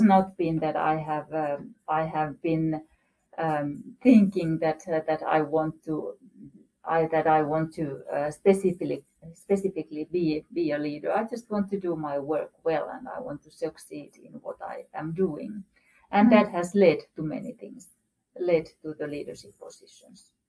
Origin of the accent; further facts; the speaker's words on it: Rovaniemi, Lapland, Finland; moved away as an adult; also born or lived in Moscow; I'm actually originated from Rovaniemi, mm and that's where I went to school